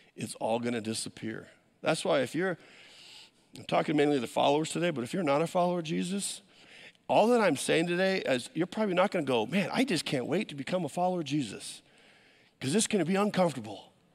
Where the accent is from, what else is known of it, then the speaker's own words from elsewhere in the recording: United States; as an American